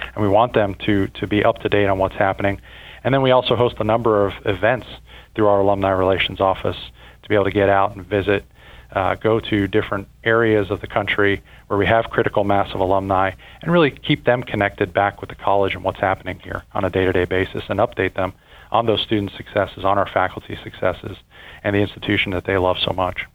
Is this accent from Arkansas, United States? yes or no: no; Fort Lauderdale, Florida, United States; moved away as an adult; now in Kentucky, United States; I grew up in Fort Lauderdale